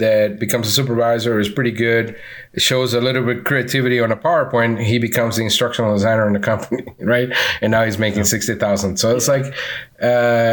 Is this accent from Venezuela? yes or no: yes; Venezuela; accent: Venezuelan; now in Orlando, United States; I'm from Venezuela.